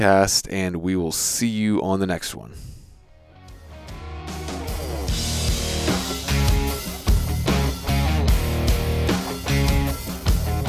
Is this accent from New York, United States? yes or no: no; Virginia, United States; I'm from Virginia